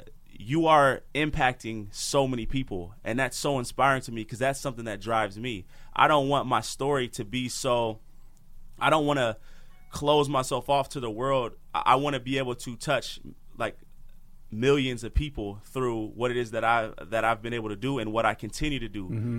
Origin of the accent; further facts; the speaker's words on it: Portland, Oregon, United States; So just to give you a little backstory, so I'm from Portland, Oregon, and I grew up playing football and I loved it so much.